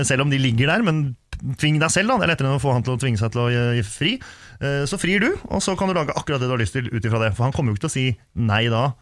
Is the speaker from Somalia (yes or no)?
no; Sweden; also born or lived in Finland / Drammen, Norway; now in Norway; Jeg er jo halvt finsk. Ja. Født i Sverige